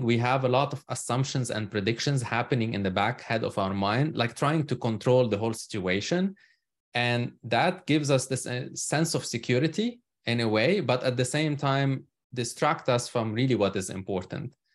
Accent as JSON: {"language": "English", "country": "Lebanon", "tie": "born or raised there", "moved": "as an adult", "lives_now": "United States", "said": "I'm originally from Lebanon. So that's where I was born and spent most of my life. I emigrated to the U S almost now thirteen years ago."}